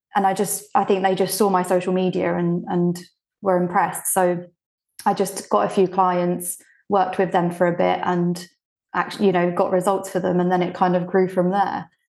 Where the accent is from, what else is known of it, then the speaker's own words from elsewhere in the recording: United Kingdom; English is a second language; also born or lived in Bulgaria; I moved to the U K when I was six